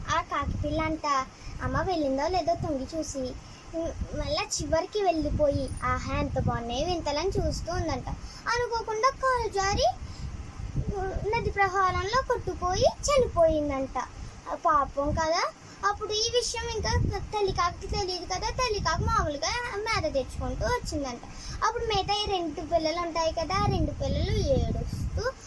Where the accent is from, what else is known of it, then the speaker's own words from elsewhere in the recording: Ravulapalem, Andhra Pradesh, India; మా ఊరు రావులపాలెం